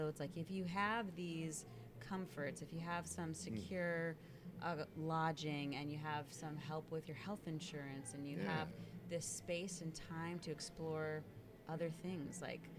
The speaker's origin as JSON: {"language": "English", "region": "Connecticut", "country": "United States", "tie": "born there", "also_born_or_lived": "Michigan / Ohio / Florida / California", "said": "Well, I was born in Connecticut, and then I lived in Michigan, and then I lived in Ohio, and then I lived in Florida and California and New York and New Jersey."}